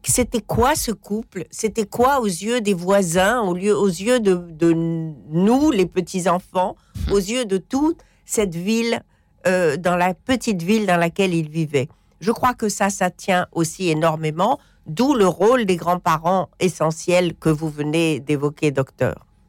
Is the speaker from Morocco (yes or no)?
yes; Morocco; je suis marocaine